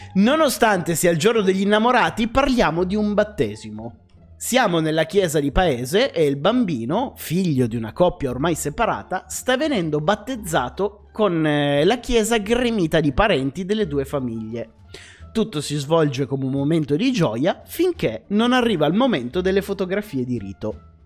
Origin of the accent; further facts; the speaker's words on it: Casale Monferrato, Piedmont, Italy; Io sono nato a Casale Monferrato